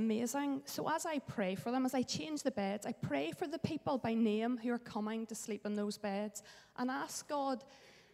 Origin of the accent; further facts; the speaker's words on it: Bangor, Northern Ireland, United Kingdom; I grew up in Bangor, so this is a familiar place for me